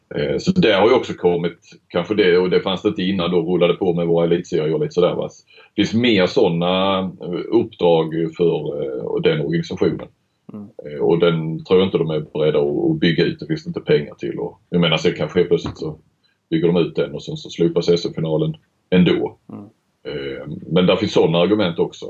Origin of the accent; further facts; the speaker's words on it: Skåne, Sweden; moved away as an adult; also born or lived in Stockholm; Jag är ju skåning